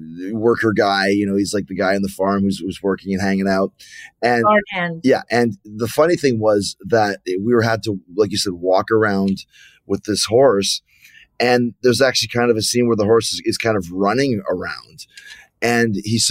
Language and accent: English; Canada; now in Florida, United States; I'm from Canada. I live in Florida.